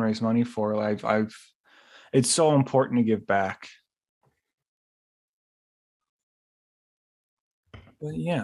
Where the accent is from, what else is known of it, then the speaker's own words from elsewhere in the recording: Niagara Falls, New York, United States; moved away; I'm from Niagara Falls, New York. That's Western New York, Buffalo. That's my home. It's where I was born and raised